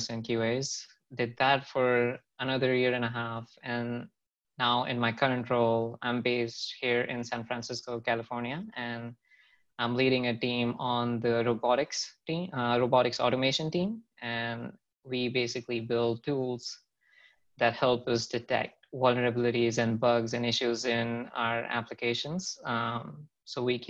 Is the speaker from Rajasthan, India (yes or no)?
yes; Jaipur, Rajasthan, India; moved away as an adult; also born or lived in Manipal, Karnataka; now in United States; I am originally from Jaipur, Rajasthan.